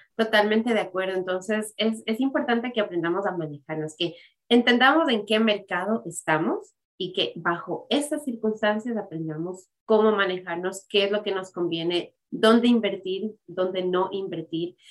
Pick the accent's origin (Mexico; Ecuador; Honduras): Ecuador; moved away as an adult; yo también habiendo crecido en el Ecuador, habiendo vivido en el Ecuador hasta que tenía 20 años